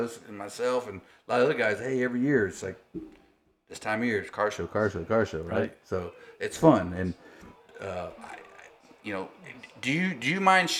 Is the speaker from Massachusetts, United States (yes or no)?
no; Taylor, Texas, United States; I'm from Taylor. We know a lot of the same folks, right? We grew up around the same community